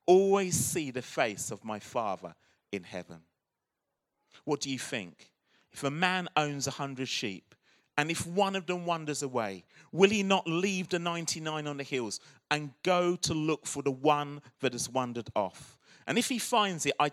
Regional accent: Croydon, London, United Kingdom; accent: South London; now in Birmingham, United Kingdom; I was born and brought up in Croydon.

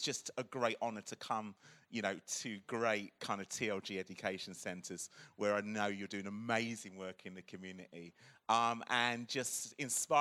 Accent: Croydon, London, United Kingdom; accent: South London; now in Birmingham, United Kingdom; I was born and brought up in Croydon.

